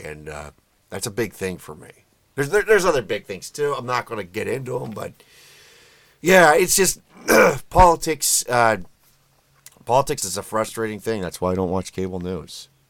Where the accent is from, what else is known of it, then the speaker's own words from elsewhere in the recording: United States; I'm an American